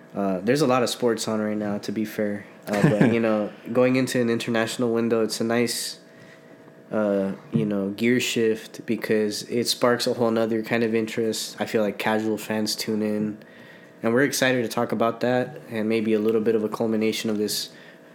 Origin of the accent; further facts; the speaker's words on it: United States; as an American